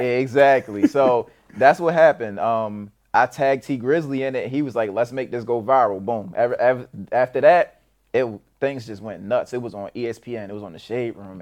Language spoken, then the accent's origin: English; Baltimore, Maryland, United States; also born or lived in Edgewood, Maryland; I was born in Baltimore City, but I did some bouncing, uh, back and forth through the Baltimore County, Baltimore City